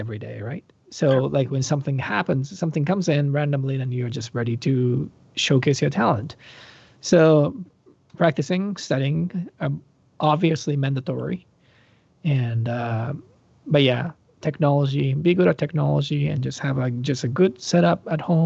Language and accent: English; Japan; moved away; I grew up in Japan, Japan